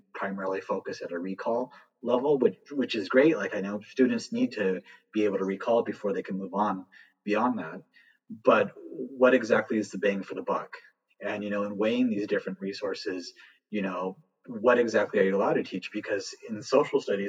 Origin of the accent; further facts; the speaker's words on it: Southern California, United States; moved away as an adult; also born or lived in Texas; I'm from Southern California, born and raised